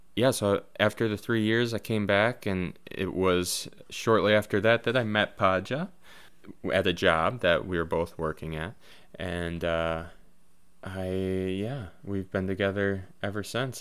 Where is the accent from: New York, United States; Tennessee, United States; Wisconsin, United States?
Wisconsin, United States; Neenah; I grew up in Neenah, Wisconsin